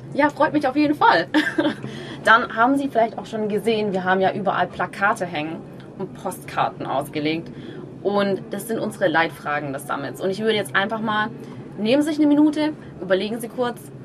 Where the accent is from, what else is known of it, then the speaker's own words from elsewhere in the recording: Germany; bei uns in Deutschland